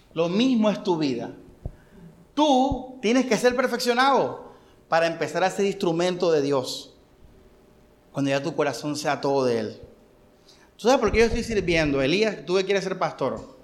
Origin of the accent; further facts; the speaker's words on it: Barranquilla, Atlántico, Colombia; nosotros somos colombianos y somos barranquilleros